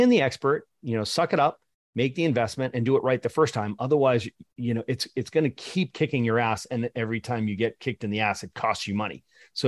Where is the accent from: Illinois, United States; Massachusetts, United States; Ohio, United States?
Massachusetts, United States; Boston; I like theory better. I'm from Boston.